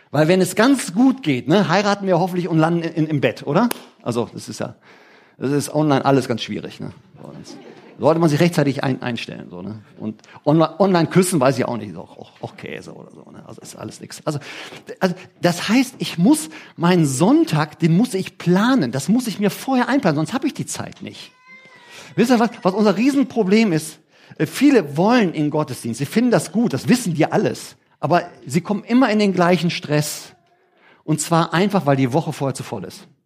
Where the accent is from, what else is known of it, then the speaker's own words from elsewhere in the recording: Germany; Heißt für mich übersetzt als Deutscher, ich verdiene weniger Geld.